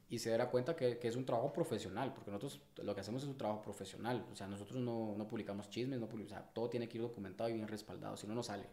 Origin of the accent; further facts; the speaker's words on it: Guatemala City, Guatemala Department, Guatemala; yo nací y me cri, y me crié y crecí en el Paraíso dos de la zona dieciocho